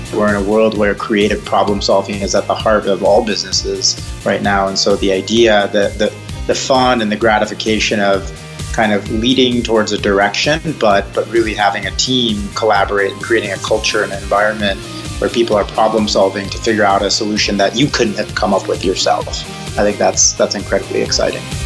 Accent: West Bloomfield, Michigan, United States; I was born and raised outside of Detroit, Michigan, in a town called West Bloomfield

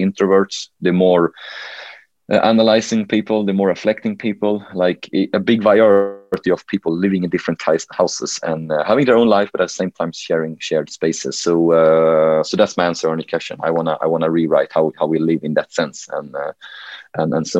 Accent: Helsingborg, Skåne, Sweden; accent: Swenglish; English is a second language; Helsingborg, my hometown.

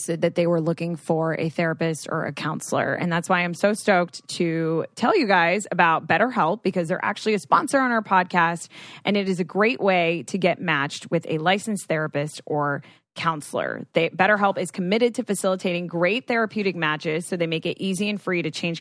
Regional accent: Florida, United States; now in California, United States; I am from Florida

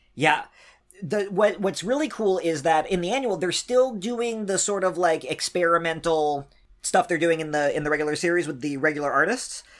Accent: East Coast, United States; I'm from the East Coast

